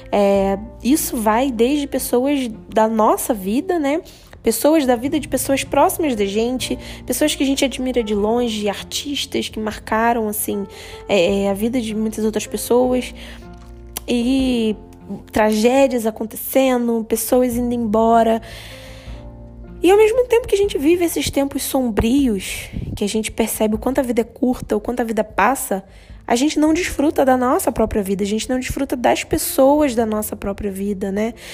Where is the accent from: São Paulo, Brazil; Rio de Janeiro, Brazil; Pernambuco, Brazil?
Rio de Janeiro, Brazil; now in Indaiatuba, Brazil; Então, eu venho do Rio de Janeiro, eu morava no Rio, né?